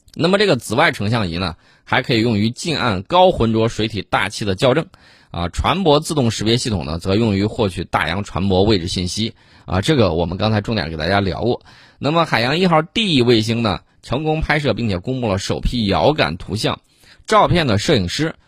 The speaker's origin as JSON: {"language": "Chinese", "country": "China", "said": "我相信这个奖项呢，以后我们中国人会得的越来越多"}